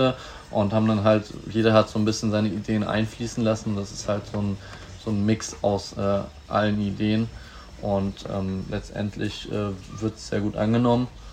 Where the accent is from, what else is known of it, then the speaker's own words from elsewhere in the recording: Bad Oldesloe, Schleswig-Holstein, Germany; also born or lived in Hamburg; now in Lübeck, Germany; geboren bin ich in Hamburg, aufgewachsen in Bad Oldesloe